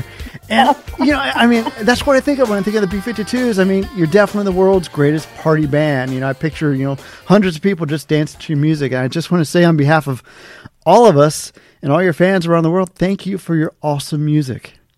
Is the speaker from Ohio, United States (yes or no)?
yes; Cincinnati, Ohio, United States; in my hometown, I was in Cincinnati, Ohio.